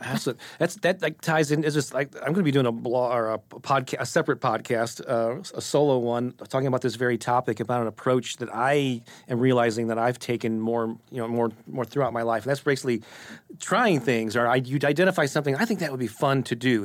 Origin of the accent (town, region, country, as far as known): St. Louis, Missouri, United States; born or raised there